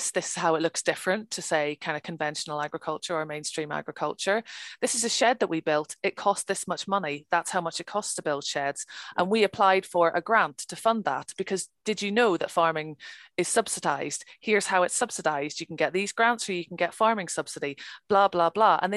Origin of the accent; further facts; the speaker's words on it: Ireland; Okay, I'm from Ireland. It's a national sport. It's what we do.